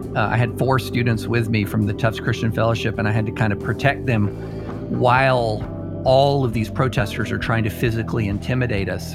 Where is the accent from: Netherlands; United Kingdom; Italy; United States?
United States; Georgetown, Kentucky; also born or lived in Opelika, Alabama; I ended up growing up in um, a little town in Kentucky. Now it's not as little as it used to be, uh, but called Georgetown, just outside of Lexington